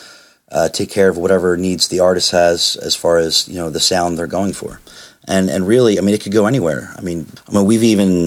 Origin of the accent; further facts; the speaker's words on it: Philadelphia, Pennsylvania, United States; moved away as an adult; now in Atlanta, United States; I grew up in Philadelphia